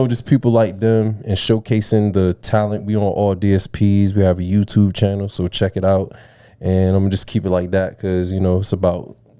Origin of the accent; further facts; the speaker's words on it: Norfolk, Virginia, United States; By the way, I am a local brat as well. I'm from Norfolk.